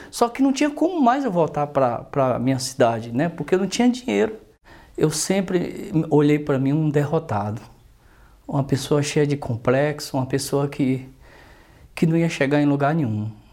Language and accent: Portuguese; Northeast Region, Brazil; now in São Paulo, Brazil; sou nordestino. Vou falar um pouco da minha infância no Nordeste